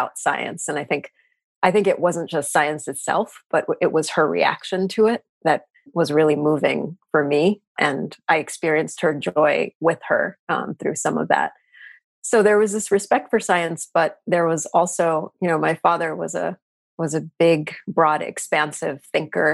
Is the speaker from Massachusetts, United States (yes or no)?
no; New York City, New York, United States; So I grew up in New York City. I am a native New Yorker. I grew up in Queens